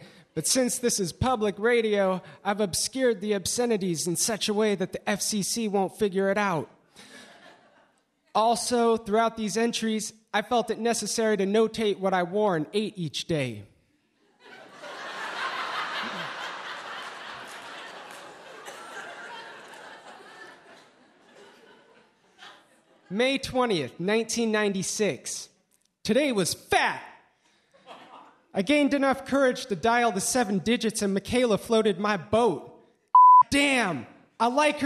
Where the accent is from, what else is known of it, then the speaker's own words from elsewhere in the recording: Eugene, Oregon, United States; I was raised in Eugene, Oregon.